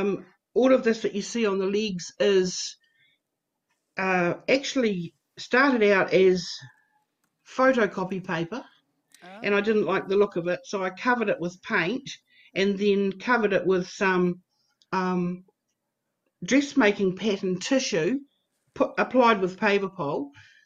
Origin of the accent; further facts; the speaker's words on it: New Zealand; moved away as an adult; also born or lived in Australia; made the decision to move back to my home country of New Zealand